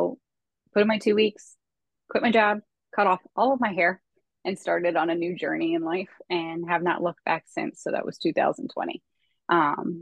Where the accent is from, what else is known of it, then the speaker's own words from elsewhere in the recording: Pennsylvania, United States; moved away as an adult; now in Delaware, United States; I am originally from Pennsylvania